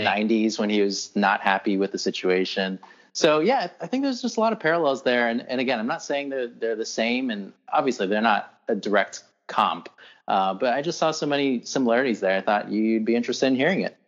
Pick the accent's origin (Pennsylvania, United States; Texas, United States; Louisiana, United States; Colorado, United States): Texas, United States; Houston; I'm from Houston